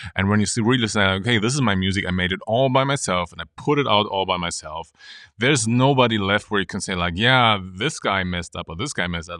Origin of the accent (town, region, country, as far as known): Germany; born or raised there; moved away as an adult; also born or lived in Munich